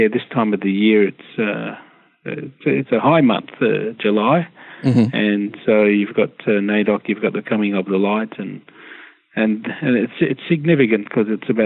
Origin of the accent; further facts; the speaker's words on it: Perth, Western Australia, Australia; now in Melbourne, Australia; I'm a Wadjuk person. I'm from Perth.